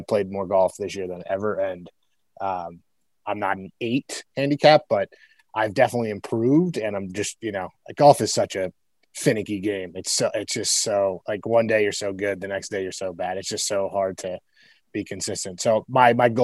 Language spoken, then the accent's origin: English; New Milford, United States; my hometown, New Milford